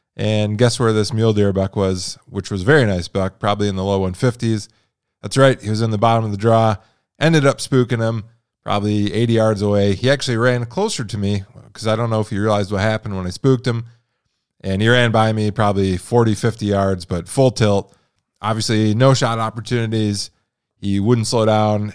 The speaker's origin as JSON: {"language": "English", "region": "Midwest", "country": "United States", "tie": "born or raised there", "moved": "as an adult", "lives_now": "Montana, United States", "said": "growing up in the Midwest"}